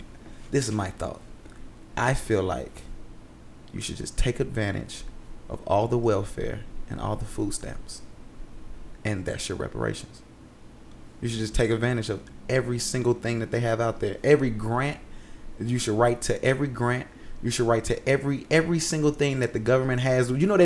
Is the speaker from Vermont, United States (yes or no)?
yes; Vermont, United States; What do you want? I'm from Vermont. I'm from Vermont.